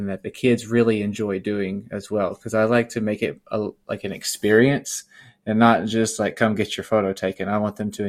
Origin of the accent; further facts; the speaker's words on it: Little Rock, Arkansas, United States; I'm born and raised in Little Rock, Arkansas